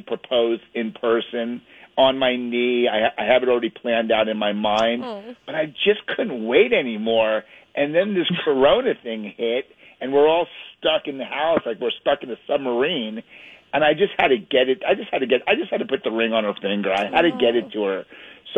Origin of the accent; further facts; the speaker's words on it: the Hamptons, Long Island, New York, United States; I grew up in the Hamptons. I went to school there.